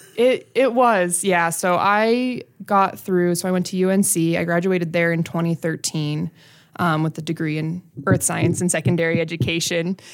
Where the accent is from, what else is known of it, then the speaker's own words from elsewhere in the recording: Brighton, Colorado, United States; I grew up in Brighton